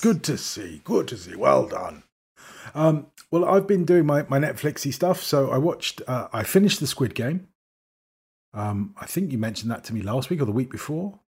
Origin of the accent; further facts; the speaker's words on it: United Kingdom; accent: received pronunciation; I speak as a Brit